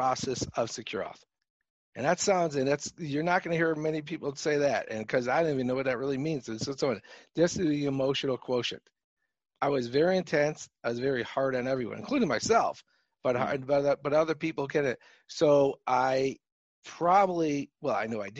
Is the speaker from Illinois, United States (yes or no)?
yes; Chicago, Illinois, United States; accent: Chicago; my Chicago accent I have